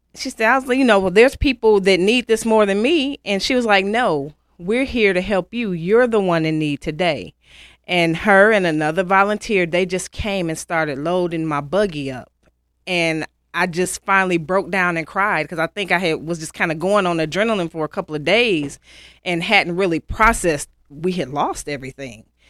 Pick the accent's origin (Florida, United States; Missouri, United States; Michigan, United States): Michigan, United States; Pontiac; moved away as an adult; now in Western North Carolina, United States; I'm originally from Pontiac, Michigan.